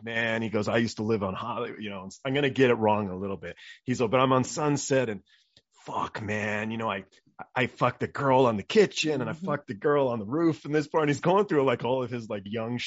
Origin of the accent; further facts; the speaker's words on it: England, United Kingdom; I'm English